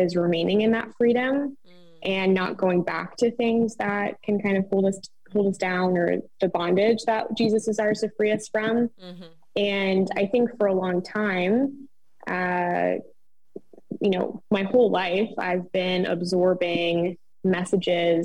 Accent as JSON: {"language": "English", "region": "Nova Scotia", "country": "Canada", "said": "I am also Canadian. For those who don't know, I'm actually from Nova Scotia, Canada"}